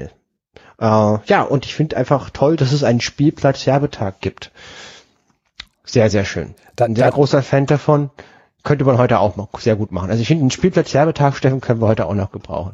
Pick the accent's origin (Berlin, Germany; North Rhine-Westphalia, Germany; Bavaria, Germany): Berlin, Germany; also born or lived in Düsseldorf; ich komme ja aus Berlin und ich habe drei Jahre in Düsseldorf gewohnt